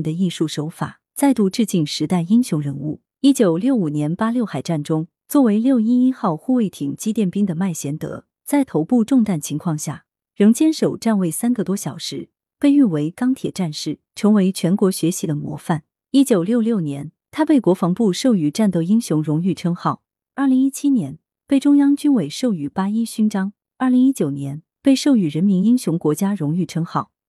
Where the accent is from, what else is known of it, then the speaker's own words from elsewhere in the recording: Guangdong, China; 他和我都是潮汕人，他有一位烈士战友的陵墓，就在我小时候上学的必经之路上，上面有一个红五星。